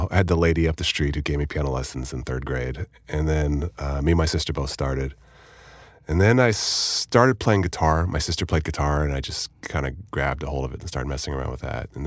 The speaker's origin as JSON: {"language": "English", "town": "Hollywood", "region": "California", "country": "United States", "tie": "born or raised there", "said": "I grew up around Hollywood"}